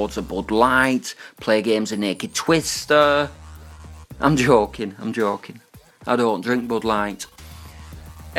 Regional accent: Manchester, North West England, United Kingdom; I am from Manchester in England

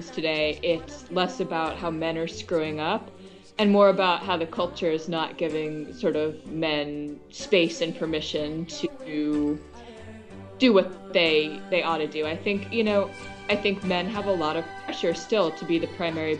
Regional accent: Chapel Hill, North Carolina, United States; also born or lived in Sydney, Australia / Massachusetts / New Mexico; I'm from North Carolina, so I had come back down to my hometown of Chapel Hill

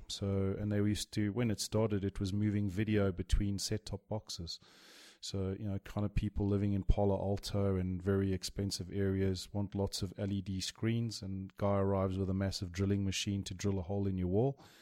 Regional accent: Johannesburg, Gauteng, South Africa; also born or lived in Durban / Europe / Dubai; I moved to Jo'burg

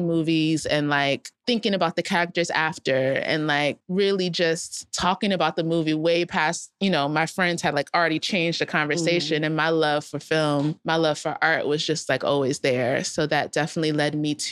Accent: South Orange, New Jersey, United States; moved away as an adult; also born or lived in Philadelphia; I grew up in South Orange, New Jersey

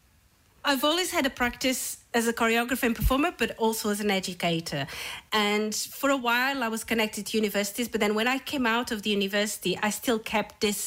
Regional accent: Portugal; also born or lived in north of England, United Kingdom; now in Cloughjordan, Ireland; I'm originally from Portugal, but for 20 years I was based in the UK, in the north of England

